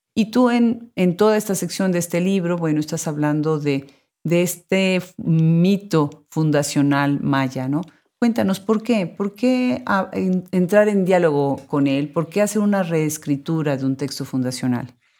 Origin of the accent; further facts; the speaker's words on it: Mexico; en México, bueno, que es mi país de origen